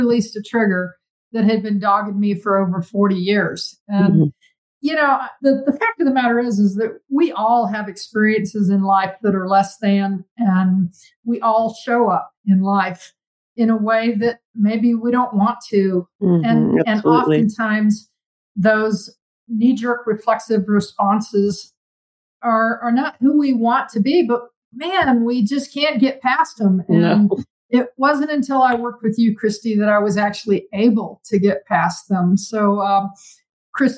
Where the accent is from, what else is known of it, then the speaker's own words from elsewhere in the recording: South Carolina, United States; growing up in South Carolina